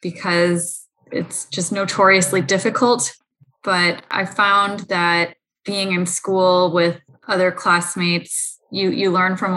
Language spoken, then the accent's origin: English; San Francisco Bay Area, California, United States; grew up in the San Francisco Bay Area